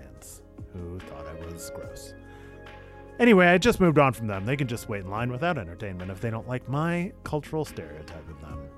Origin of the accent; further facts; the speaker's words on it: Seattle, Washington, United States; I'm from Seattle, Washington